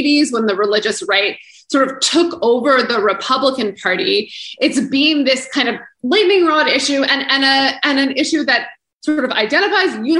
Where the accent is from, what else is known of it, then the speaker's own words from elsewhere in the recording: Canada; as a Canadian